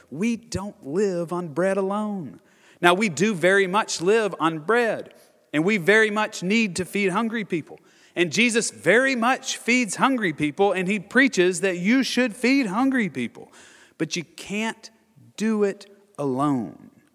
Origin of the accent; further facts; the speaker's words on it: Nashville, Tennessee, United States; I'm born and raised in Nashville or just right outside of Nashville